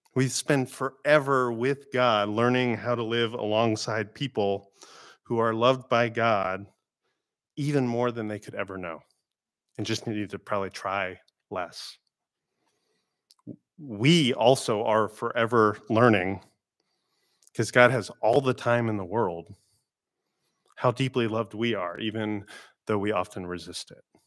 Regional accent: Florida, United States; moved away; growing up in Florida

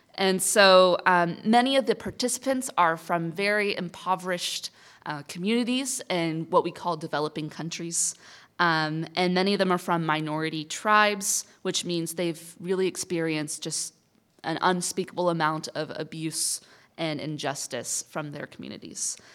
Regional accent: Kansas, United States; I'm from Kansas

